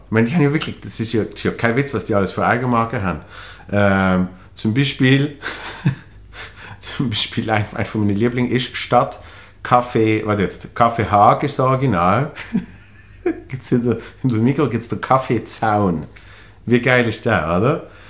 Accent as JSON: {"language": "German", "country": "Switzerland", "said": "als Schweizer"}